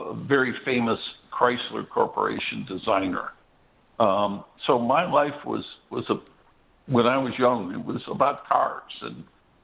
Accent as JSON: {"language": "English", "town": "Detroit", "region": "Michigan", "country": "United States", "tie": "born or raised there", "said": "growing up in Detroit, pardon me, it's a car city."}